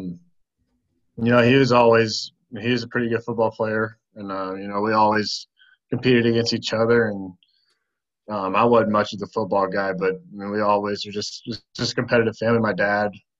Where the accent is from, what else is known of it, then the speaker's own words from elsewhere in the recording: Bartlett, Tennessee, United States; I'm born and raised here in Bartlett, Tennessee